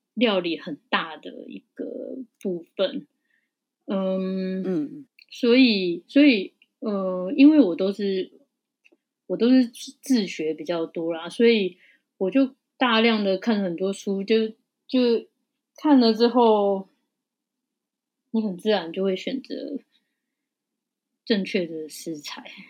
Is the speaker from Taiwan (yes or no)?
yes; Taiwan; 因为我们就是台湾的人，我们的味觉就是比较台湾的味觉